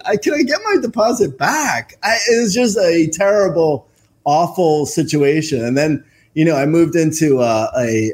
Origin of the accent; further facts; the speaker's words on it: Union County, New Jersey, United States; I grew up in a little county called Union